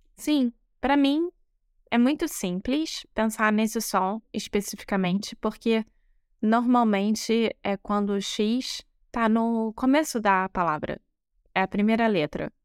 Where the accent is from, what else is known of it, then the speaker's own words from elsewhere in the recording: Rio de Janeiro, Brazil; moved away as an adult; now in Porto, Portugal; Eu sou brasileira, carioca do Rio de Janeiro